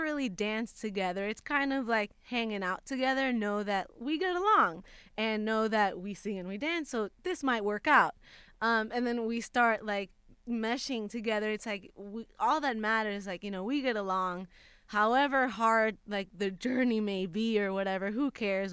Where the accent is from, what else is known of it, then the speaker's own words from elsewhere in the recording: Puerto Rico; moved away as an adult; now in Los Angeles, United States; I had just moved to LA. I'm from Puerto Rico